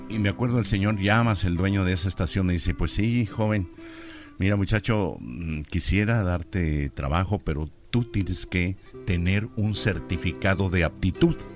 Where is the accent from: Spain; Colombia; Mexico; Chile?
Mexico; Tlaltenango, Zacatecas; moved away as an adult; de mi pueblo Tlaltenango, Zacatecas.